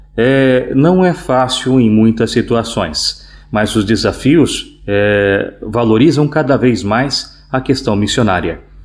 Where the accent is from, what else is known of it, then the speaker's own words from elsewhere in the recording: Itapoá, Santa Catarina, Brazil; moved away as an adult; also born or lived in Petrópolis, Rio de Janeiro / Chopinzinho, Paraná; now in Angola; sou natural de Itapuá, Santa Catarina, na Diocese de Joinville